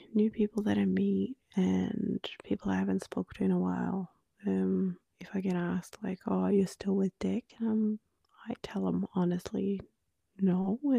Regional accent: Norway; accent: Norwegian; first language Norwegian; English is a second language; Australia, they're not even going to know you're Norwegian. And I'm like, even I can hear my Norwegian in my Australian accent.

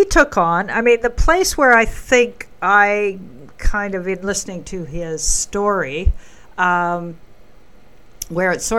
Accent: Canada; I say that as a Canadian

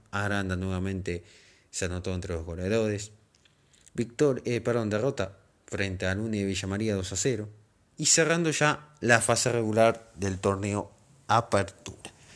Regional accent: Pergamino, Buenos Aires Province, Argentina; soy de Pergamino, provincia de Buenos Aires

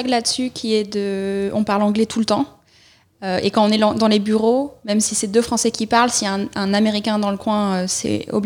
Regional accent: Clermont-Ferrand, Auvergne-Rhône-Alpes, France; born there; also born or lived in South Carolina, United States; Donc moi, je suis née à Clermont-Ferrand

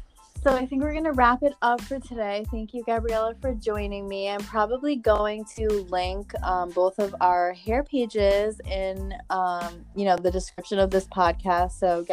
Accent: Connecticut, United States; I'm from Connecticut

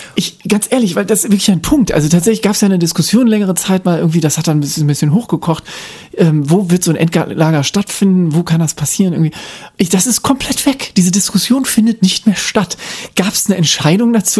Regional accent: Baden-Württemberg, Germany; In Baden-Württemberg, also wobei ich bin nicht in Baden-Württemberg geboren, aber ich bin da aufgewachsen

